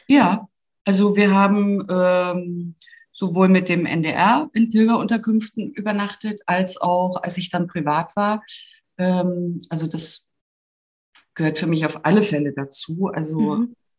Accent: Grimmen, Mecklenburg-Vorpommern, Germany; moved away as an adult; now in Hamburg, Germany; ich bin aus Grimmen, das ist in Mecklenburg-Vorpommern und eine Tagesetappe hinter Greifswald und liegt mhm. genau äh, auf der Via Baltica. Und ich bin dort aufgewachsen, bis zum Abitur habe ich da gewohnt

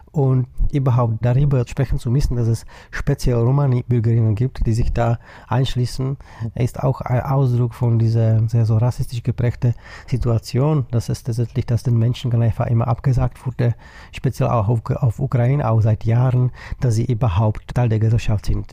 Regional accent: Czechia; Ich komme aus der Tschechischen Republik

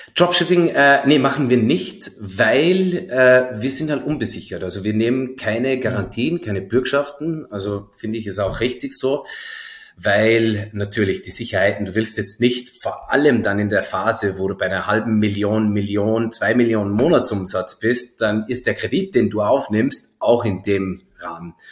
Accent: Zell am See, Salzburg, Austria; now in Berlin, Germany; Bin ja aus Zell am See ursprünglich, also gar nicht ah. so weit her

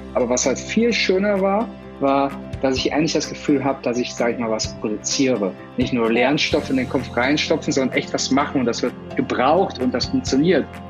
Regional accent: Germany; moved away; ich war Deutscher

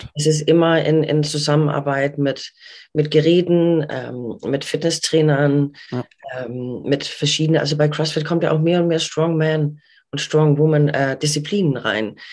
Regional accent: Denmark; now in Hamburg, Germany; ich bin gebürtige Dänin und mhm. bin vor ein bisschen mehr als 20 Jahren in Deutschland gelandet

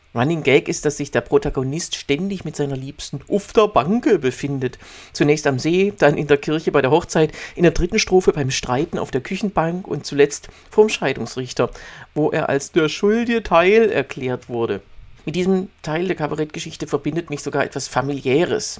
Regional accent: near Heilbronn, Baden-Württemberg, Germany; now in Berlin, Germany; weder in meiner Heimat bei äh, Heilbronn noch hier in Berlin

